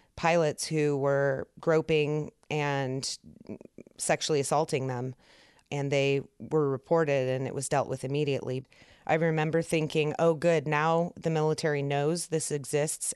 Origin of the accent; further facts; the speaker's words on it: San Francisco, California, United States; moved away; I was from San Francisco